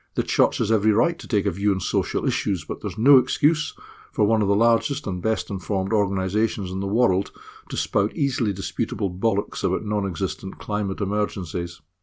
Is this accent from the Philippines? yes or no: no; Scotland, United Kingdom; now in Middlesbrough, United Kingdom; I'm a Scot